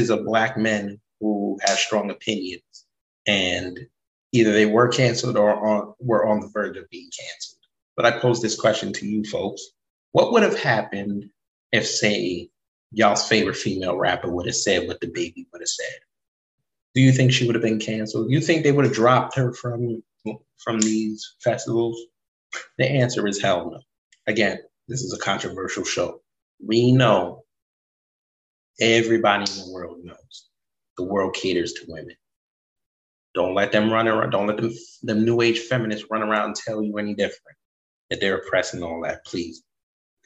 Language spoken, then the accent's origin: English; Jamaica; I'm Jamaican